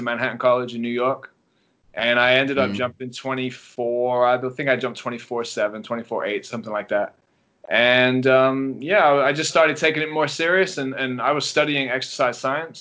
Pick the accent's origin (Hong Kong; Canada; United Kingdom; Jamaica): United Kingdom; England; moved away as an adult; now in Los Angeles, United States; I'm from England originally, if you didn't guess with the accent. Some people think I'm from South Africa, but I'm not. Or Australia. I'm from England. I was there till I was about 18, and then I came over to the States